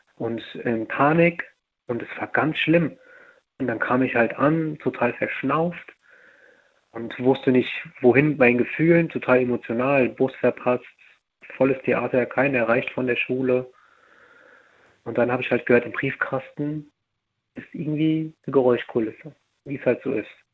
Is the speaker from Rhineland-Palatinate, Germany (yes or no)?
yes; near Mainz, Rhineland-Palatinate, Germany; ich komme aus Rheinland-Pfalz